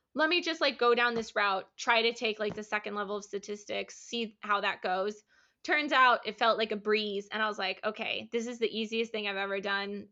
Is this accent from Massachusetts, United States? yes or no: no; Iowa, United States; I grew up in Iowa